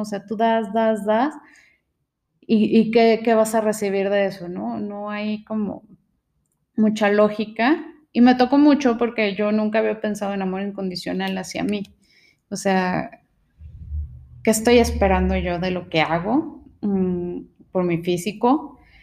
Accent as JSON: {"language": "Spanish", "country": "Mexico", "said": "nuestros ancestros vivían del maíz, eh, es algo que tenemos como mexicanos"}